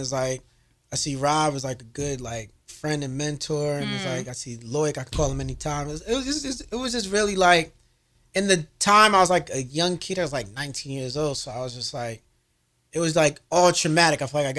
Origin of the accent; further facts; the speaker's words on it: New Jersey, United States; Because I'm from New Jersey.